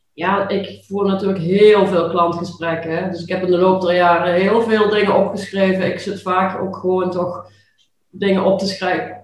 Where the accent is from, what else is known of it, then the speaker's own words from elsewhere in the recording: Limburg, Netherlands; accent: Limburgish; ik heb altijd ja, best wel moeite gehad, ook toch wel met mijn Limburgse accent